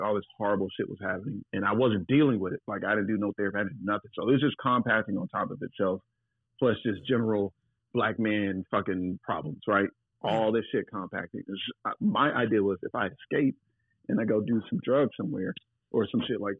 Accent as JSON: {"language": "English", "region": "the South", "country": "United States", "also_born_or_lived": "Los Angeles / New York", "moved": "yes", "said": "I'm from the South"}